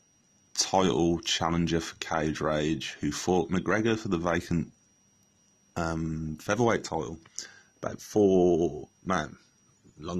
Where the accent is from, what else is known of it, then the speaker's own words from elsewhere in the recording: England, United Kingdom; I am English